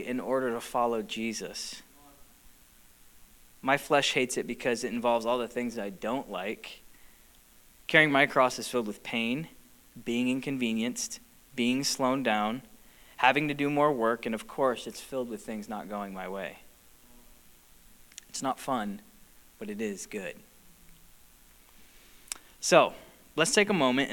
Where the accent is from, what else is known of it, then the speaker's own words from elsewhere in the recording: United States; also born or lived in Michigan; we as an American culture, people group, American church